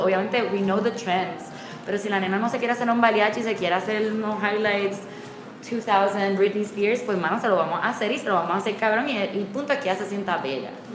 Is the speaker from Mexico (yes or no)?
no; San Juan, Puerto Rico; moved away; also born or lived in Miami / New York; yo soy de Condado y me conozco todas las esquinas